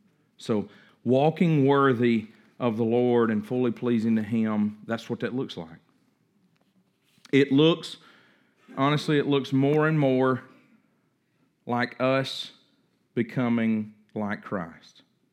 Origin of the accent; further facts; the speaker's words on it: Coldwater, United States; I mean, we grew up in Coldwater. Nobody got no $400 set of knives out there on the kitchen counter.